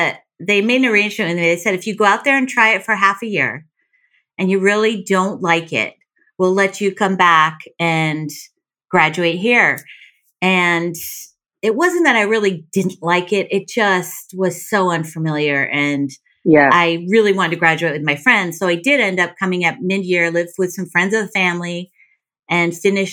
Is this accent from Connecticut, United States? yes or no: yes; Canton, Connecticut, United States; born or raised there